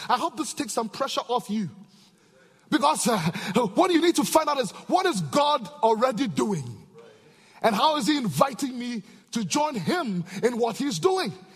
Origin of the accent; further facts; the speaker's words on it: Ghana; back in Africa, I'm from Ghana, West Africa